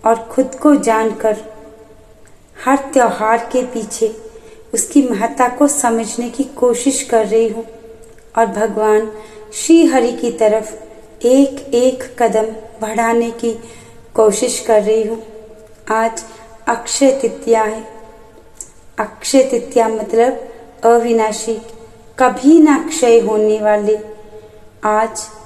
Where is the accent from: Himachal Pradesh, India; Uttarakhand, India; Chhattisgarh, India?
Himachal Pradesh, India; Palampur; मैं पालनपुर हिमाचल प्रदेश की रहने वाली हूँ